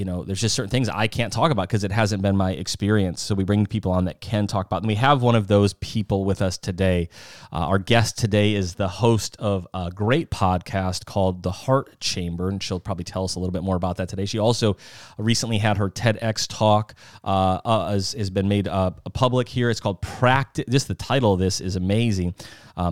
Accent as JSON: {"language": "English", "region": "South Dakota", "country": "United States", "moved": "yes", "said": "I'm from South Dakota originally"}